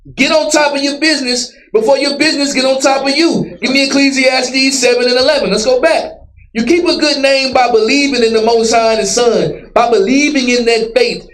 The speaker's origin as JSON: {"language": "English", "town": "Dallas", "region": "Texas", "country": "United States", "tie": "born or raised there", "said": "I grew up in Dallas."}